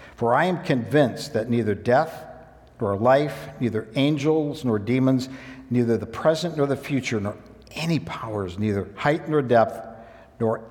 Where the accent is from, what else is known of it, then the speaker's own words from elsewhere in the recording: United States; my status as an American who was wealthy